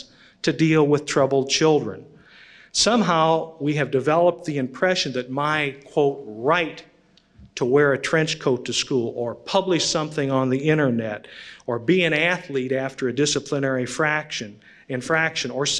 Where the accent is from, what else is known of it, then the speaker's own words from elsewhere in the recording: Illinois, United States; my home state of Illinois